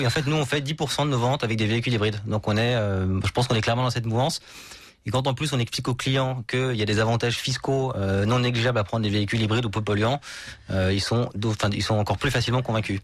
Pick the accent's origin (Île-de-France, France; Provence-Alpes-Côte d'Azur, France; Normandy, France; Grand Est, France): Île-de-France, France; Paris; je suis parisien, donc je roule en scooter dans Paris.